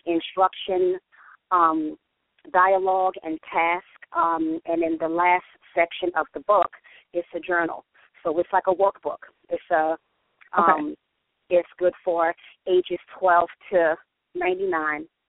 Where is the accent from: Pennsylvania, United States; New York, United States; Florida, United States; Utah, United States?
New York, United States; New York City; I have been born and raised in the Bronx.